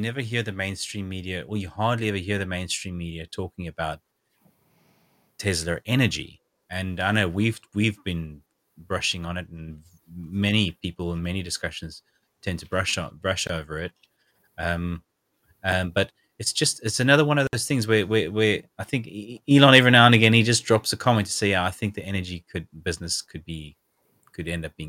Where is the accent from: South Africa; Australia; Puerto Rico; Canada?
South Africa; Even today, I'm still reading comments from various people I know back in South Africa who are absolutely fed up with the load shedding that is going on even now.